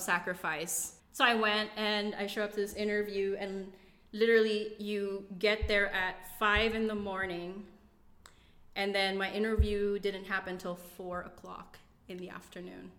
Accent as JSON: {"language": "English", "country": "Philippines", "tie": "born or raised there", "moved": "as an adult", "lives_now": "United States", "said": "I grew up in the Philippines"}